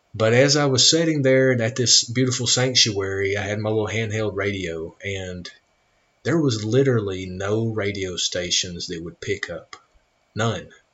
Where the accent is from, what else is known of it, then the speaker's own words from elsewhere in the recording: United States; I am an American